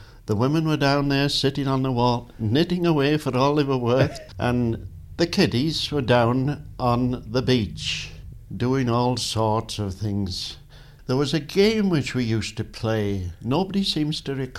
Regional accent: Peel, Isle of Man; born or raised there

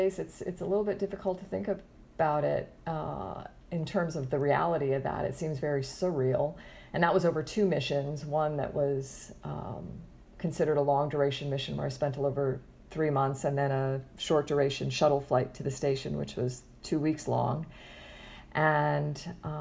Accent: Florida, United States; I grew up in Florida and I'm back in Florida

